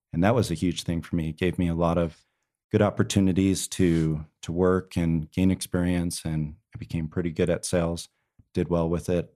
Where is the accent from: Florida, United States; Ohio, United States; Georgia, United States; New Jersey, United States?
New Jersey, United States; moved away as an adult; also born or lived in Provo, Utah / Houston, Texas; I grew up in New Jersey. Um, I was out in New Jersey until I was eighteen, came out to B Y U in Provo, Utah.